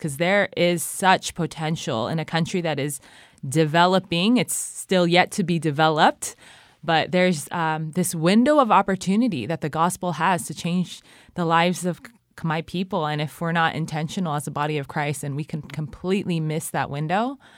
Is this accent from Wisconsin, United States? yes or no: no; California, United States; moved away as an adult; now in Cambodia; I'm from California